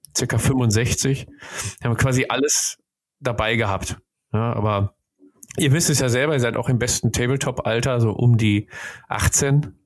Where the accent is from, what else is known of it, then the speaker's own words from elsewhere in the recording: Ruhr area, North Rhine-Westphalia, Germany; bei uns im Ruhrgebiet